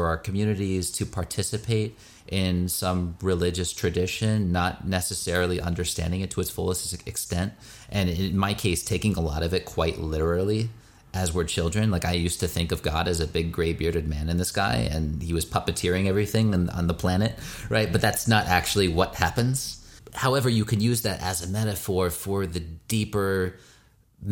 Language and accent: English; United States; I grew up as an American Jew in the Reconstructionist movement